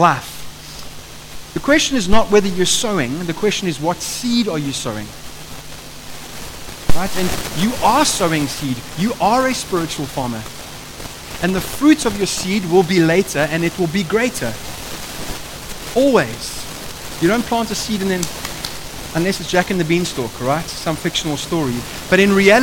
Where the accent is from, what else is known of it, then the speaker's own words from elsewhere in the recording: Eastern Cape, South Africa; moved away; I come from the Eastern Cape. There's a lot of farming that happens there.